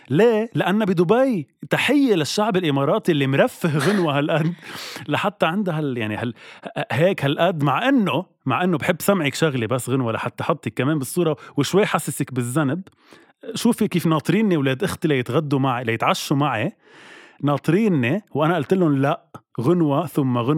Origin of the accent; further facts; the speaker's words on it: Lebanon; نحن كشعب لبناني اصلا نبزناكي وبعدناك